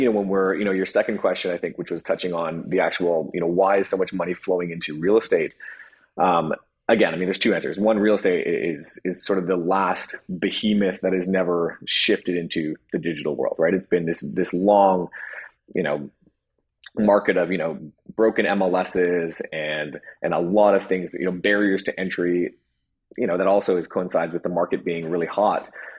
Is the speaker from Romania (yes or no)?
no; China; You know, I came from the business world. I grew up in China. I had no idea that that world even existed.